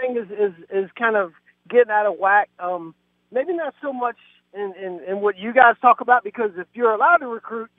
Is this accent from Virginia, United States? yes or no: yes; Chesapeake, Virginia, United States; I grew up in Deep Creek.